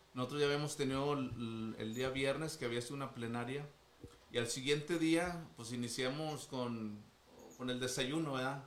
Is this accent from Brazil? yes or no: no; Monterrey, Nuevo León, Mexico; aquí, de aquí somos de Monterrey. Este, de San Pedro casi